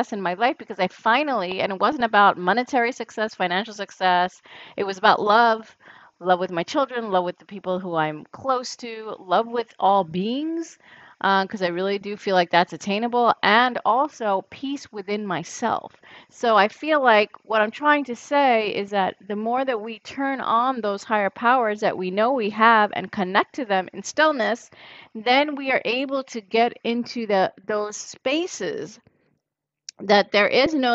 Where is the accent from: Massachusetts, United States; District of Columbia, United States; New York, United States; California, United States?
New York, United States; New York City; growing up in New York City